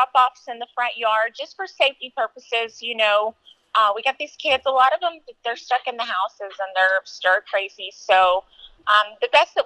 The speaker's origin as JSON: {"language": "English", "town": "Lubbock", "region": "Texas", "country": "United States", "said": "I'm from Lubbock, Texas"}